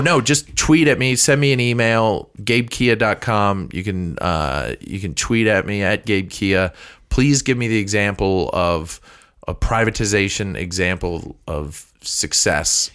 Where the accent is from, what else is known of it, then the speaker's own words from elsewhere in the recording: St. Louis, Missouri, United States; I grew up in Saint Louis. I went to school in Saint Louis.